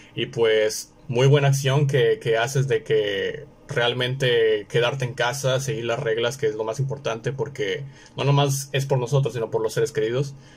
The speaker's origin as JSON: {"language": "Spanish", "town": "Monterrey", "region": "Nuevo León", "country": "Mexico", "said": "yo soy de Monterrey, del norte de México"}